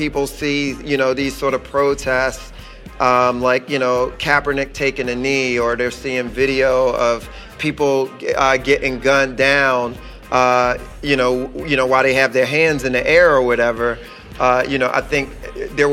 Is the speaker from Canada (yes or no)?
no; Philadelphia, Pennsylvania, United States; growing up in West Philly, it was, you know, we grew up in a tough neighborhood